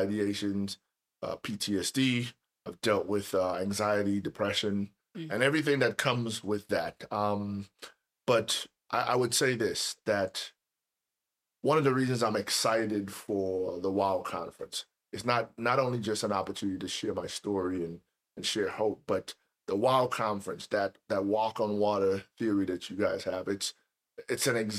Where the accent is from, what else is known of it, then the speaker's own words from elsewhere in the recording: Trinidad & Tobago; moved away as an adult; now in United States; I was born and raised in Trinidad and Tobago.